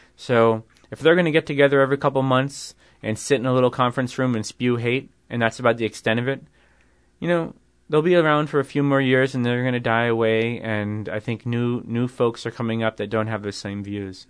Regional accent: New York, United States; I'm from New York

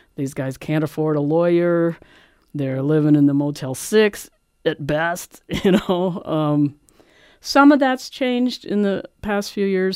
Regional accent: Philadelphia, Pennsylvania, United States; moved away; I'm from Philadelphia. I grew up around the mafia.

